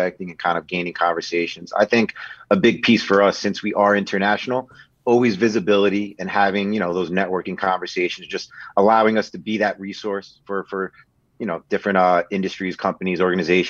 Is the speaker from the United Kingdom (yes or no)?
no; New York area, United States; moved away as an adult; also born or lived in Queens; now in Connecticut, United States; born and raised in the New York area. My entire life, lived somewhere just outside of New York City